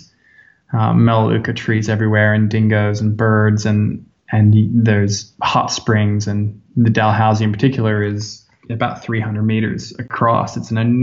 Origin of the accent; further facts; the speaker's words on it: United States; now in Australia; I'm American